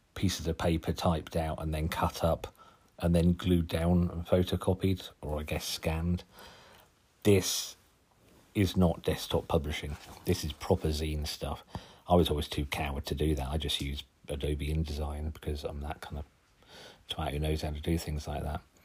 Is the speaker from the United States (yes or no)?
no; Suffolk, East of England, United Kingdom; accent: Suffolk; my strange Suffolk accent